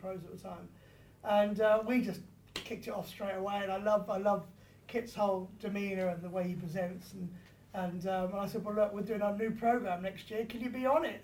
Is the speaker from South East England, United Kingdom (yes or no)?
yes; Surrey, South East England, United Kingdom; I grew up in Surrey